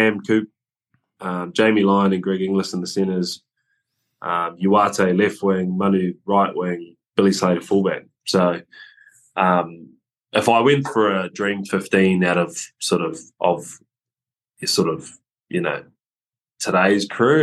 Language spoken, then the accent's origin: English; Auckland, New Zealand; I came from Auckland. I came from rugby in school